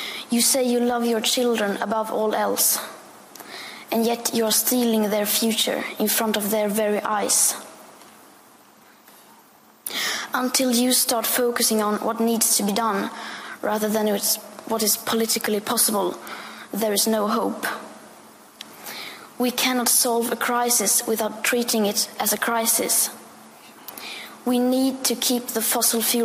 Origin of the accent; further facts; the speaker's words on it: Sweden; I am 15 years old, and I'm from Sweden.